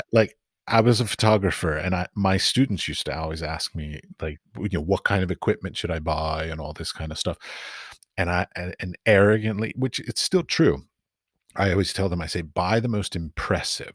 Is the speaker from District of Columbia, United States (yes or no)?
yes; Washington, District of Columbia, United States; moved away; also born or lived in London / San Francisco; I grew up in Washington, D.C.